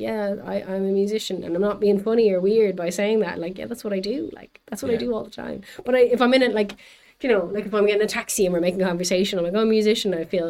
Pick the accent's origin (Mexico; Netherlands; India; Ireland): Ireland; Bray, Leinster; now in Berlin, Germany; I'm from Bray, but all of my friends that grew up there couldn't afford to live there.